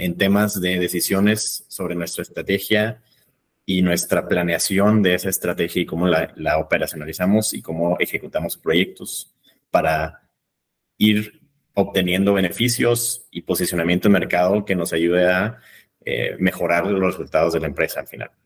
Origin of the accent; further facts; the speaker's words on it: Monterrey, Nuevo León, Mexico; moved away as an adult; also born or lived in London, United Kingdom; now in Vienna, Austria; soy de México, soy de Monterrey, eh, México